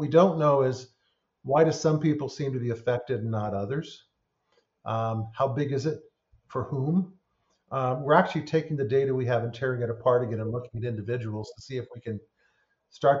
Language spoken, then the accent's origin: English; California, United States; I grew up in California